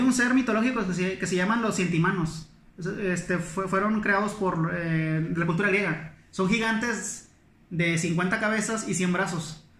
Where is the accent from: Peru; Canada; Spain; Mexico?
Mexico; Monclova, Coahuila; moved away; soy de Coahuila